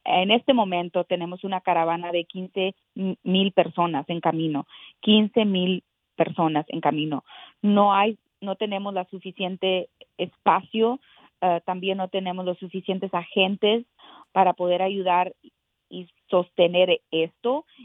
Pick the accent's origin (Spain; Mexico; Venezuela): Mexico; also born or lived in Texas; now in United States; yo nací en México, orgullosa, orgullosa de, de ser eh, eh, mexicana americana